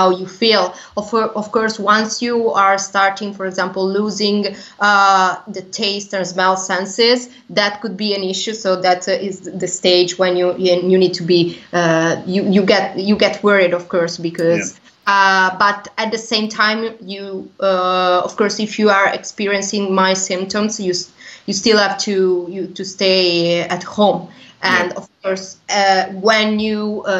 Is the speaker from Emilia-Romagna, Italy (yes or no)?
no; Genoa, Liguria, Italy; in my region, I'm from Genoa